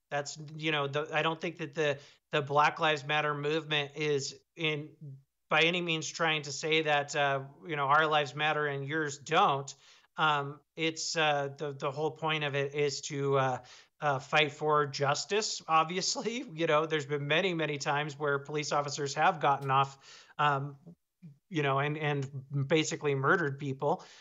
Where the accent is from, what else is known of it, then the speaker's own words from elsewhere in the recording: Seattle, Washington, United States; now in Montana, United States; I'm from Seattle, but I live in Montana now